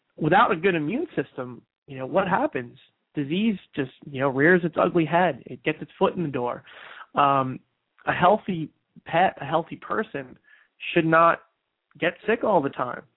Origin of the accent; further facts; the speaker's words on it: New Jersey, United States; moved away; New Jersey is my home state. I was there recently for my high school reunion